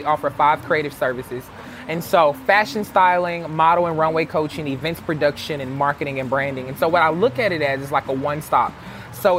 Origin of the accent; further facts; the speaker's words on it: Jackson, Mississippi, United States; I'm born and raised in Jackson